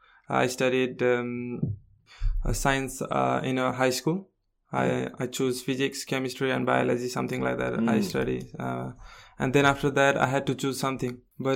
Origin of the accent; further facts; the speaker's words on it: Kathmandu, Bagmati, Nepal; Yeah, Kathmandu.